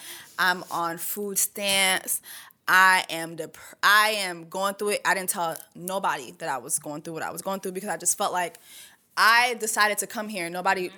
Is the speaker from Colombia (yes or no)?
no; Canada; born there; first language French; English is a second language; I was born in Canada. My first language is French. Second language, Creole. Third language is English.